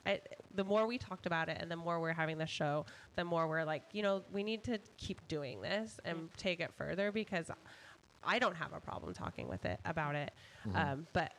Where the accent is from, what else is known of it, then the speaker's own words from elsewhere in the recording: Seattle, Washington, United States; I'm from Seattle